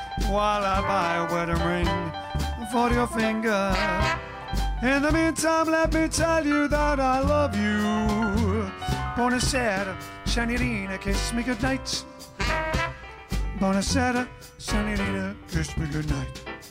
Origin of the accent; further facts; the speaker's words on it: East of England, United Kingdom; Yeah, we're from Essex and North and London and East and all that.